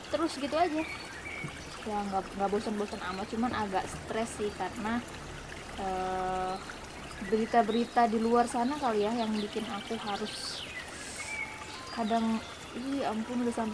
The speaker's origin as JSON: {"language": "Indonesian", "town": "Mamuju", "region": "West Sulawesi", "country": "Indonesia", "said": "Di tempatku kalau untuk di kalau Mamuju kan aku dari Mamuju ya Sulawesi Barat"}